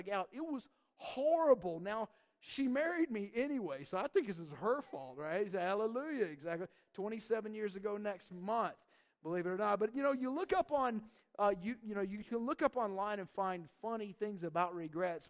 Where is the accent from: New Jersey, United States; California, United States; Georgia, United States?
Georgia, United States; North Georgia Mountains, United States; moved away; I grew up in the South, actually in the North Georgia Mountains